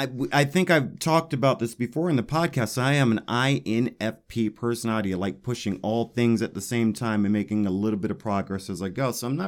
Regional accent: Denver, Colorado, United States; Because I love Denver. It's my hometown.

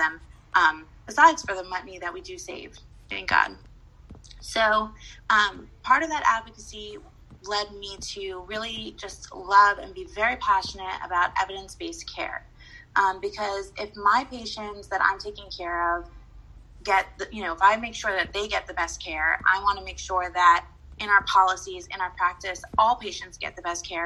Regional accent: San Diego, California, United States; I grew up in San Diego, California

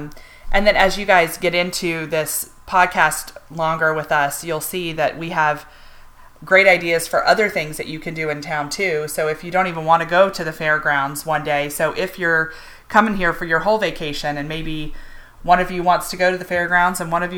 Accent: Charlotte, North Carolina, United States; growing up in Charlotte

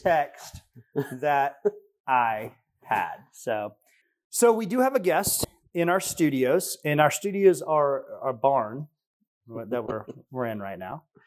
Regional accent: Tennessee, United States; we're from Tennessee.

